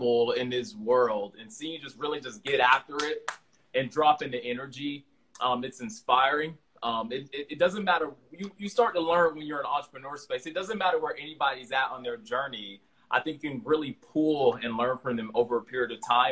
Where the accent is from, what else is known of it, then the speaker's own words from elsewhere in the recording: Miami, Florida, United States; I'm from Miami originally, man. Growing up, that was amazing